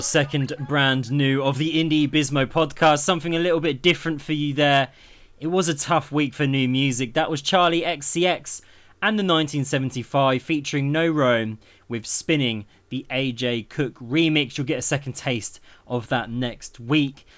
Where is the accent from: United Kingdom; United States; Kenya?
United Kingdom; Milton Keynes, South East England; Milton Keynes, my hometown